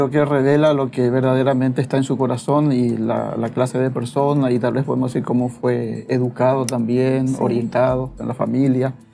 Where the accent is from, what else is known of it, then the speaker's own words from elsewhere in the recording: Asunción, Paraguay; soy acá de Asunción